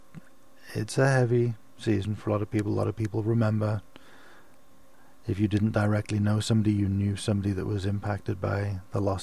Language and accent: English; Liverpool, North West England, United Kingdom; I was born and raised in Liverpool